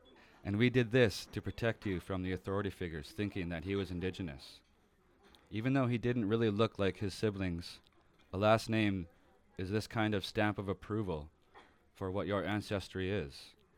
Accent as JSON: {"language": "English", "region": "Ontario", "country": "Canada", "also_born_or_lived": "Sudbury", "said": "I am Anishinaabe from the Magnetotuan First Nation."}